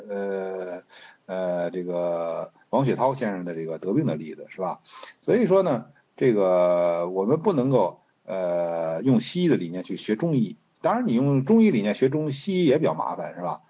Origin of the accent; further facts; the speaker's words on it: China; 我中国人